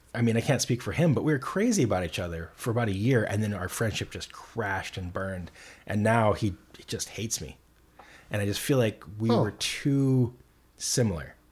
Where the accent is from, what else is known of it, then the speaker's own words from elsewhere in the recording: Montana, United States; also born or lived in Minnesota; now in Portland, United States; growing up in Montana